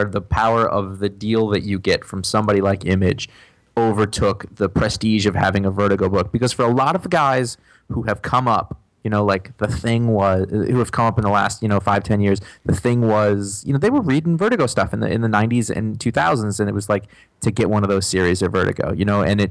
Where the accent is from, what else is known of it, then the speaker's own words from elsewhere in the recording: United States; I am an American